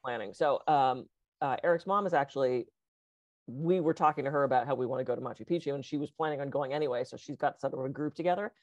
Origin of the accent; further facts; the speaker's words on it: East Coast, United States; moved away; being that I grew up on the East Coast